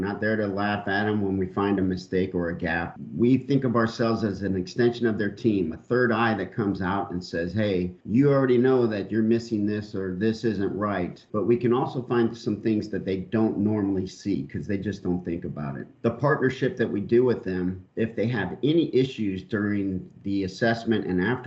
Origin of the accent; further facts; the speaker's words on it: San Diego, California, United States; moved away as an adult; also born or lived in Long Beach, California; I'm originally from Long Beach, California, and then moved when I was younger to San Diego, California, where I actually stayed all the way till I joined the military